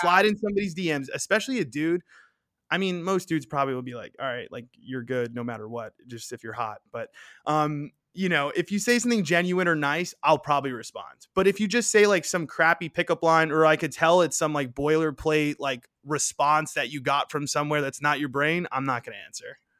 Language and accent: English; New York City, New York, United States; moved away as an adult; now in Arizona, United States; I grew up in Queens, New York.